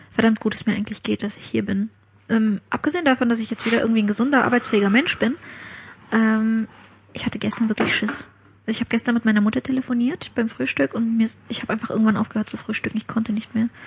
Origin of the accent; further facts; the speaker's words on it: Ukraine; now in Germany; ich komme aus der Ukraine.